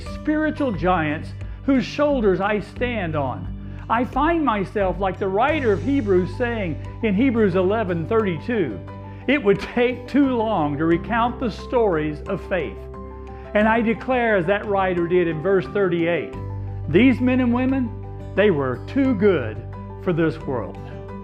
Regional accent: Coweta, Oklahoma, United States; moved away as an adult; also born or lived in Hobart, Indiana / Palatka, Florida / Winter Garden, Florida / Chattanooga, Tennessee; growing up in Coweta, Oklahoma

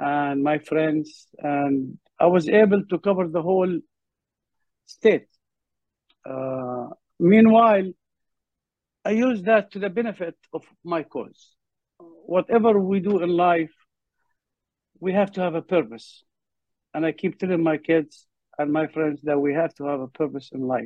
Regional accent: Kuwait; moved away as an adult; also born or lived in Jordan / Louisiana, United States / Connecticut, United States; now in United States; I'm a Palestinian, and I was born in Jordan due to the war in a refugee camp. Like my friend mentioned, migrated to Kuwait, then came to the United States

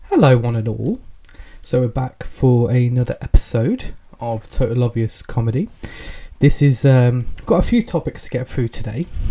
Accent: England, United Kingdom; accent: English; I'm British, I'm English. Tell by the accent.

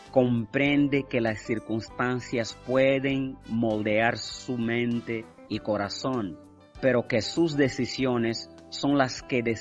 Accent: Angola; now in Holguín, Cuba; soy angolano Estudio en la Universidad Oscar Lucero Moya, cuarto año de Ingeniería Informática. Soy miembro de la Iglesia de Garayal de Central en Holguín.

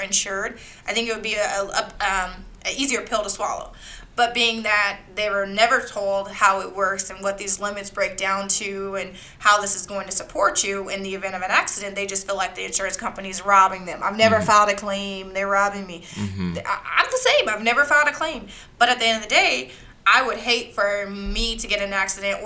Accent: Iowa, United States; now in Littleton, United States; My phone number is a 515 number because I'm from Iowa

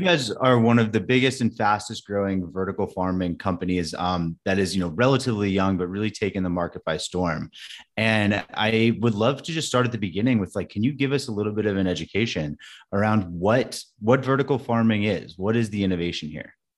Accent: California, United States; I grew up in California

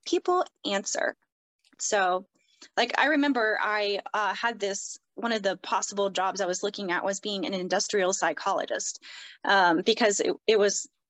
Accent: the South, United States; I grew up in the South.

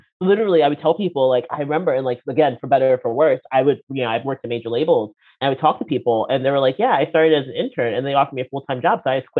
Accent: Baltimore, Maryland, United States; moved away as an adult; now in Sweden; I come from Baltimore. That's where I grew up.

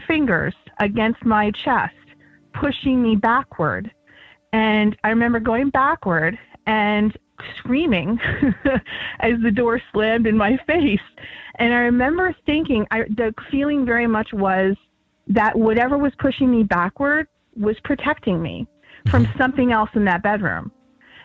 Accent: Chemung, New York, United States; now in Harrisburg, United States; I was born in New York City, but they raised me right along the New York and Pennsylvania border. I lived in a tiny little town called Chemung, New York.

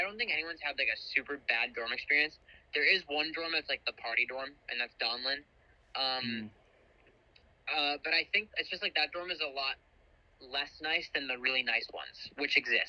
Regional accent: New Jersey, United States; moved away; so we're from Jersey, right?

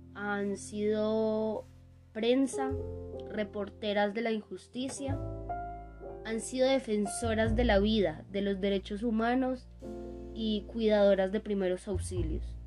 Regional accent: Colombia; mi vida como colombiana

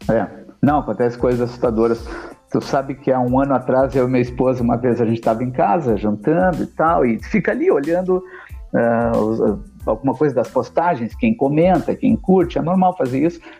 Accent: Porto Alegre, Rio Grande do Sul, Brazil; sou de Porto

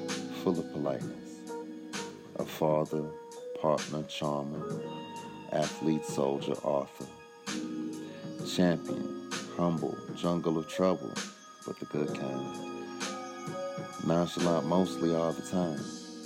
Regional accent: Chicago, Illinois, United States; I'm from the Windy City

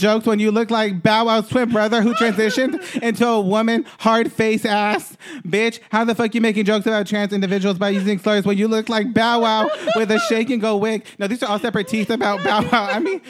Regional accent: Bellefonte, Kentucky, United States; born there; I'm going to go to the hospital where I was born in Bellefonte, Kentucky, and legally change my name there.

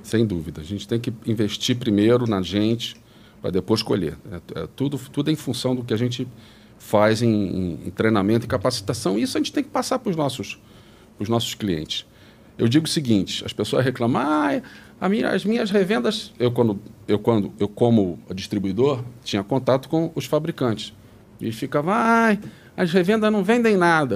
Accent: Rio de Janeiro, Brazil; moved away as an adult; now in São Paulo, Brazil; Eu sou do Rio, fiz a PUC do Rio

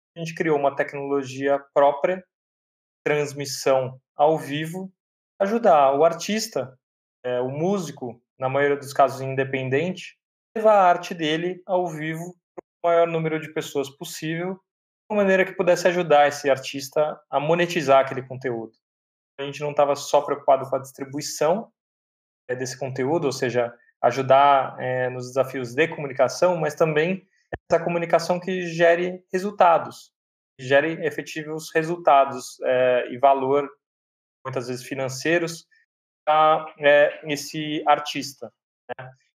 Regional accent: São Paulo, Brazil; eu sou de São Paulo, nascido no bairro do Tatuapé, meus pais até então, até hoje moram lá

